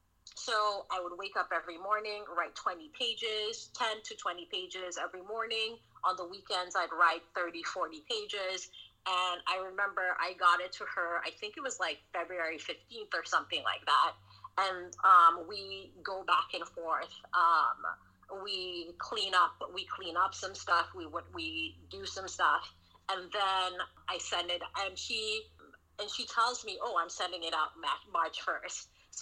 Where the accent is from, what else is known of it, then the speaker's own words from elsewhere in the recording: the South, United States; Because, you know, I grew up in the South.